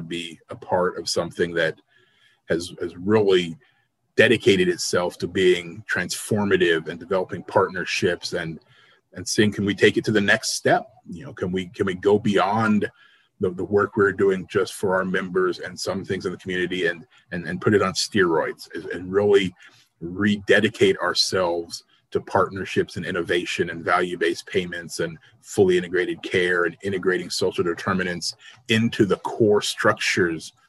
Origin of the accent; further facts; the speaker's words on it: Arizona, United States; also born or lived in Dallas / Boston; now in Oregon, United States; since growing up in Arizona